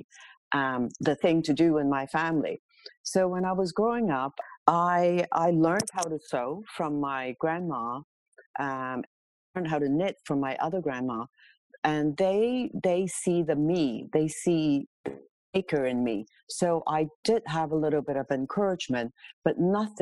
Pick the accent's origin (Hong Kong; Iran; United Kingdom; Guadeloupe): Hong Kong; now in Toronto, Canada; I am born and raised in Hong Kong many moons ago, to a very traditional Chinese family